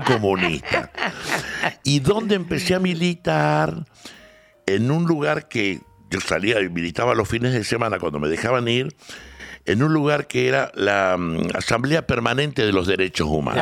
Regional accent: Salta, Argentina; accent: salteño; also born or lived in Córdoba; now in Buenos Aires, Argentina; nací en Salta, viví muchos años, después en Córdoba y ahora en Buenos Aires

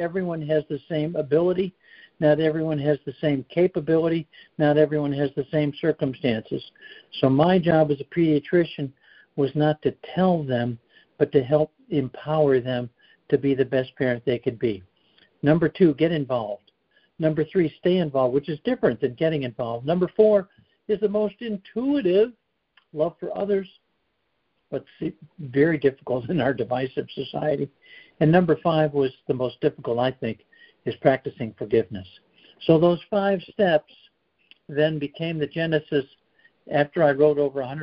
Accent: Chicago, Illinois, United States; moved away as an adult; also born or lived in Colorado / North Carolina; now in South Carolina, United States; I grew up in the Chicago area

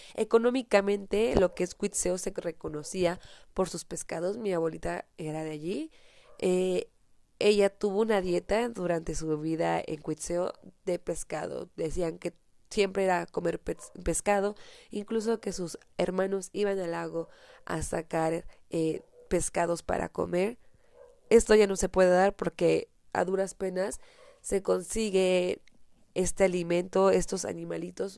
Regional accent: Michoacán, Mexico; ubicado en el estado de Michoacán, de donde soy originaria

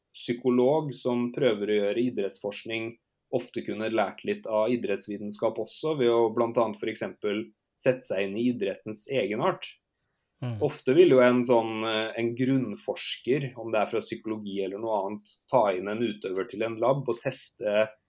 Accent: Norway; also born or lived in Canada; hjemme i Norge

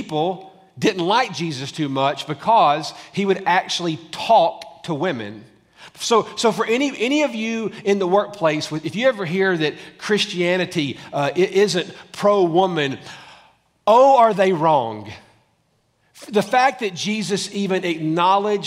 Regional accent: Tullahoma, Tennessee, United States; now in Franklin, United States; I almost feel local being from Tullahoma

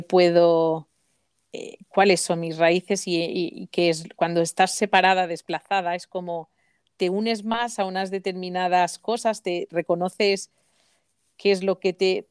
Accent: Mallorca, Balearic Islands, Spain; moved away; se me ve enseguida que soy que soy de Mallorca

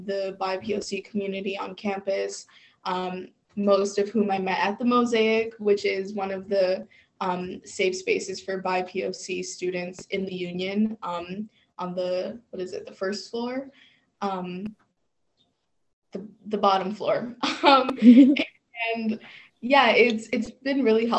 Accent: New York City, New York, United States; moved away as an adult; now in Geneseo, United States; I am from the Bronx

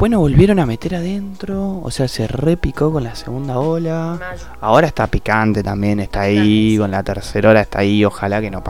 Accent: Argentina; como argentino, vivimos en Argentina

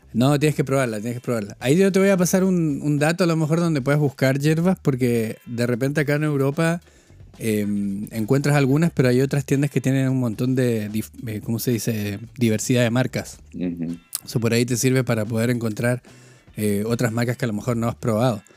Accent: northern Chile, Chile; also born or lived in United Kingdom / Spain; now in Bielefeld, Germany; yo vengo de Chile

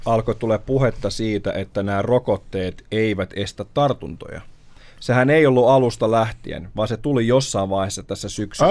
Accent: Raseborg, Uusimaa, Finland; moved away; kesällä mä muutin takas Karjaalle, mun synnyinseuduille, ja mä olin siinä alueella, missä mis mä, mis mä olin aina pienenä

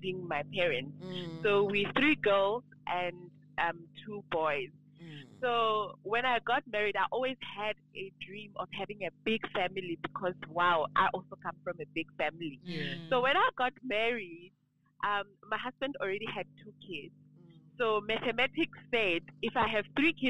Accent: Qwaqwa, Free State, South Africa; I was born in Qwaqwa. I call it a village. Some people don't like me calling it a village, but it's an informal settlement in the Eastern Free State

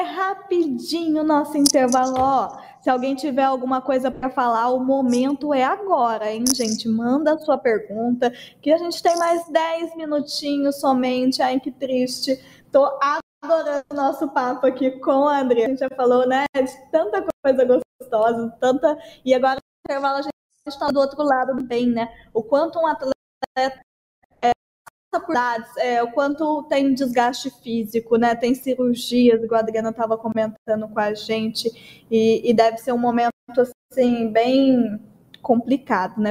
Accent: Brazil; a gente é brasileira

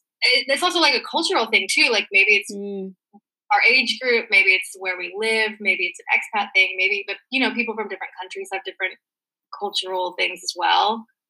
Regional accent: United States; growing up in America

